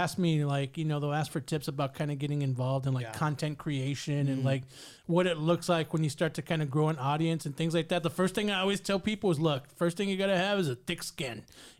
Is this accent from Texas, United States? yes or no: yes; San Antonio, Texas, United States; I live on the southeast now, but I grew up, my mom still lives on the south side, right there by Harlandale, but I grew up on Pleasanton and Military.